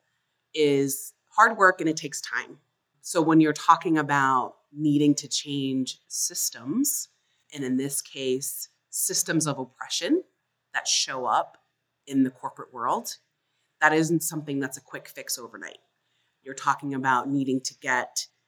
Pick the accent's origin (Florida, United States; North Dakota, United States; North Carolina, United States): Florida, United States; Fort Lauderdale; I grew up in South Florida. Our family was the first Black family to move into a basically white, middle-class suburb of Fort Lauderdale